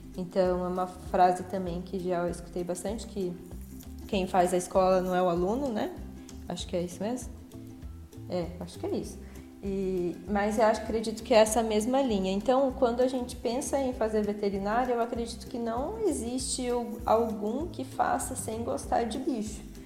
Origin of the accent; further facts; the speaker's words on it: São José dos Campos, São Paulo, Brazil; eu sou de São José dos Campos, nascida e criada aqui no estado de São Paulo